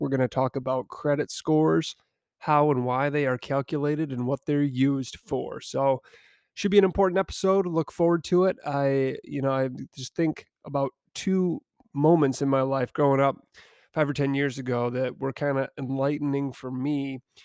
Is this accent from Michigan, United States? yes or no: yes; Niles, Michigan, United States; I found myself back down in my hometown of Niles, Michigan